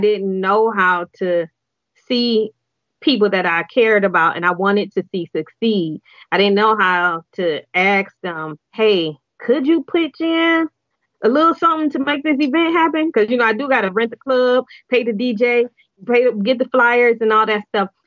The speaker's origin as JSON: {"language": "English", "town": "Detroit", "region": "Michigan", "country": "United States", "tie": "born or raised there", "said": "I am born and raised in Detroit"}